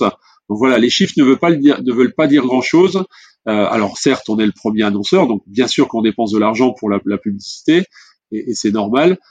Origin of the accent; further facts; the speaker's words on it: France; en tant que Français et, fier de l'être